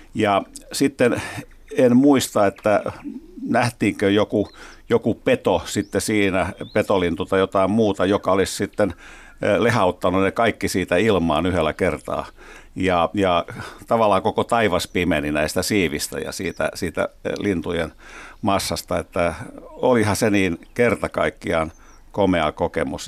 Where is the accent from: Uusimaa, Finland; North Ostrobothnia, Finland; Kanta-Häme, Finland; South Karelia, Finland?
Uusimaa, Finland; Helsinki; tällaisen helsinkiläispojan